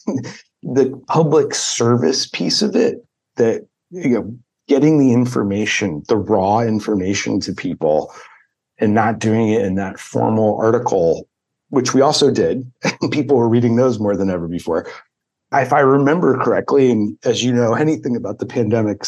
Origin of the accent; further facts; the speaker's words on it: Dayton, Ohio, United States; I grew up in Dayton, Ohio